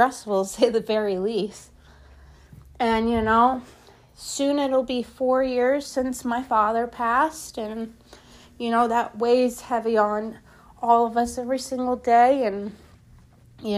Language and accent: English; Philadelphia, Pennsylvania, United States; born or raised there; moved away